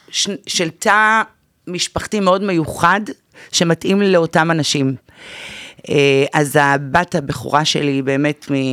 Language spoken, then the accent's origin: Hebrew; the Krayot, Haifa District, Israel; moved away as an adult; now in Tel Aviv, Israel; אני מהקריות במקור הגעתי לתל אביב לפני שנה